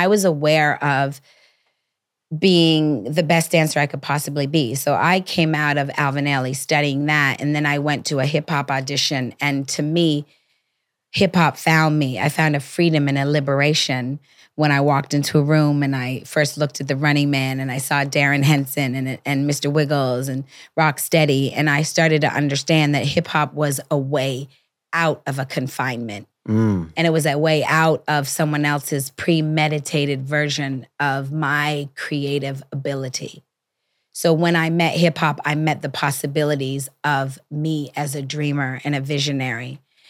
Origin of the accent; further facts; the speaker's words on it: Toronto, Ontario, Canada; You know, I came from Toronto. Off a Greyhound bus. I didn't want to go home.